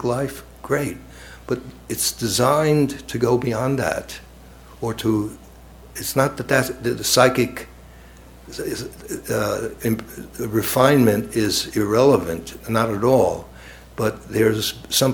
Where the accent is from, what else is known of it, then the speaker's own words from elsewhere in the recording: New York, United States; now in Cambridge, United States; I grew up in the Lower East Side of New York and then Brooklyn, New York